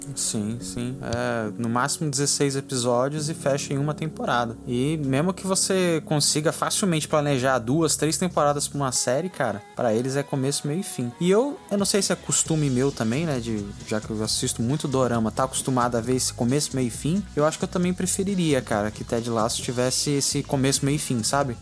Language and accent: Portuguese; Brazil; como brasileiro